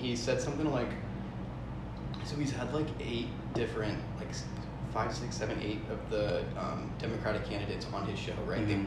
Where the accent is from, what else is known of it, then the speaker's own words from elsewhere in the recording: a town outside of Seattle, Washington, United States; moved away as an adult; also born or lived in Southern California; now in Austin, United States; I grew up, spent most of my life in a town outside of Seattle